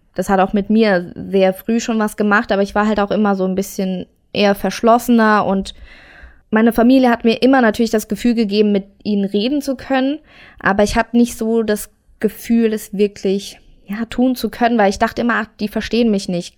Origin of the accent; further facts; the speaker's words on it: near Saarbrücken, Saarland, Germany; Geboren bin ich im Saarland in der Nähe von Saarbrücken